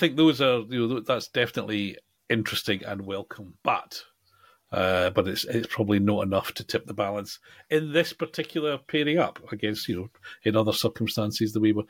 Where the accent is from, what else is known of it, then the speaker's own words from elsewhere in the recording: United Kingdom; we're British